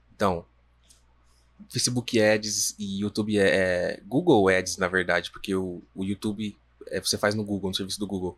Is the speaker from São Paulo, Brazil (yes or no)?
yes; Jundiaí, São Paulo, Brazil; a gente é de Jundiaí